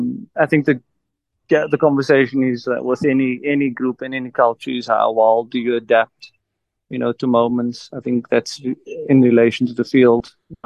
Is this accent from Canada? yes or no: no; South Africa; If maybe my South African, you know, being South African, maybe I can convince a few people to wave the red, white and blue.